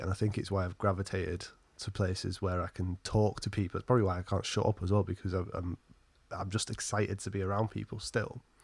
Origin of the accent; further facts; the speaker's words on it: Alford, East Midlands, United Kingdom; also born or lived in Skegness; the town or market, market town, historic market town where I actually grew up was called, weirdly enough, Alford